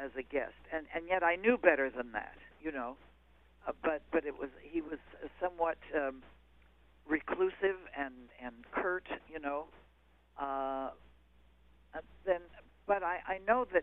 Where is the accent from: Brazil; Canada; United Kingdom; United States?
Canada; Quebec; moved away; we were both Canadian-born. I was from Quebec